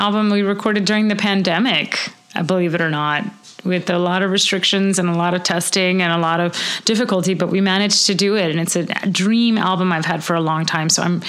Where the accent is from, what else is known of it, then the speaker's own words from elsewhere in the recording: Louisiana, United States; I grew up in Louisiana and we just studied French as kids